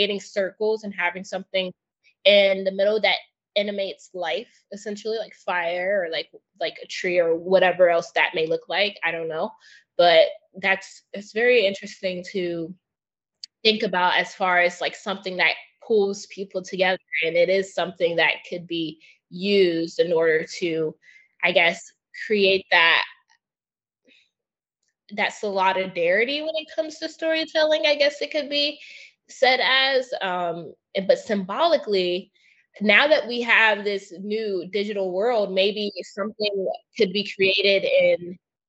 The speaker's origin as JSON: {"language": "English", "country": "United States", "tie": "born or raised there", "said": "I grew up in the States"}